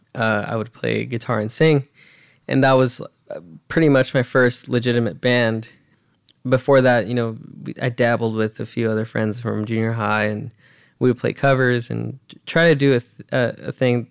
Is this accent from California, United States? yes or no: yes; California, United States; also born or lived in Los Angeles; I was born in Los Angeles. I mean, uh, that's not like it really matters, but hey, I was born there. We migrated over to the high desert